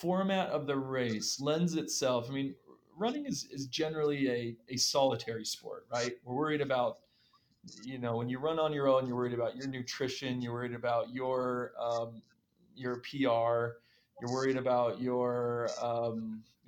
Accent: Utah, United States; our home state of Utah

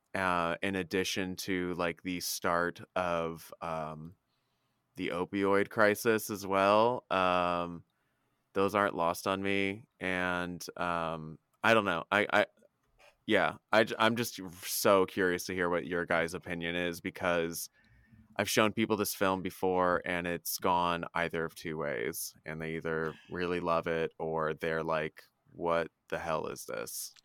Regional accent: Indianapolis, Indiana, United States; moved away; I was back in town in my hometown in Indy

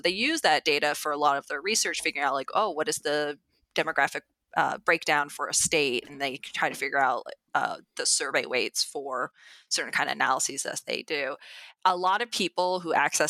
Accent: Idaho, United States; moved away; I grew up actually in a rural area of Idaho, and the county I was in is the size of Connecticut.

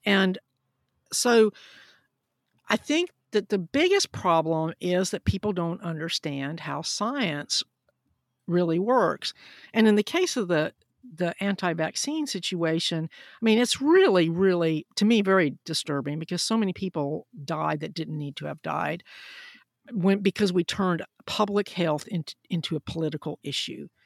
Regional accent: Huntsville, Alabama, United States; I grew up in Huntsville, Alabama, which was very important in the Apollo program

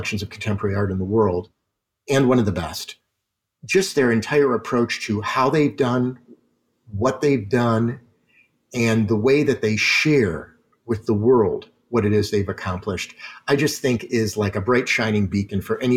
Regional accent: Detroit, Michigan, United States; moved away; being from Detroit originally, which is, you know, my hometown

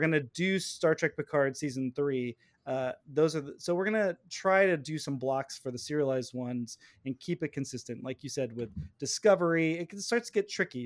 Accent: near Vacaville, the Bay Area, California, United States; she's from Vacaville. she's like right by my hometown

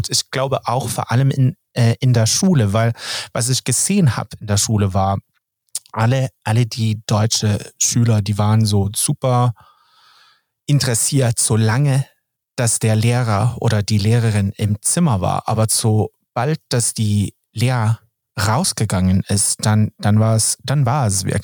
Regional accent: Sweden; German is a second language; Und als Schwede, dann, dann ist das, es hört sich zu doof an.

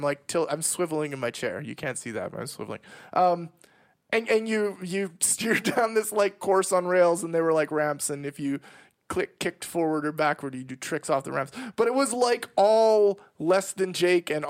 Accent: Canada; my hometown was 8 hours away from Winnipeg

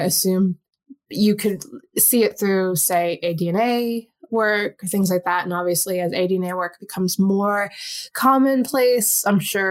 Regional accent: New York, United States; I'm a New Yorker

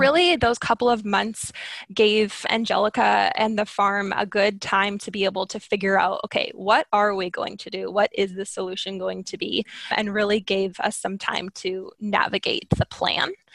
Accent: Skagit Valley, Washington, United States; I grew up living in the Skagit Valley, which, if you aren't familiar with the area, is just made up of thousands of acres of farm fields.

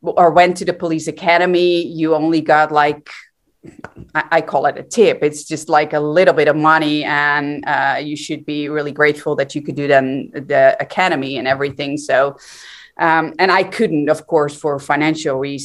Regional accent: Netherlands; I'm from the Netherlands, born and raised.

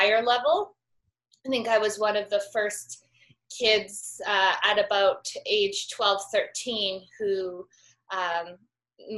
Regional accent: Calgary, Alberta, Canada; I'm from Canada, so in the Rockies. I grew up in Calgary, which is a big city

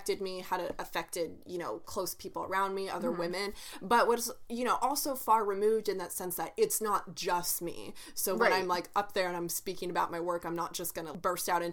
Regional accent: Oklahoma, United States; Me and Bianca were born and raised in Oklahoma

